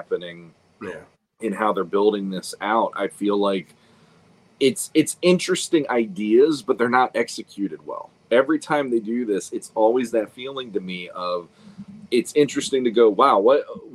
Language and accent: English; United States; we are still like Americans because that's where we hail from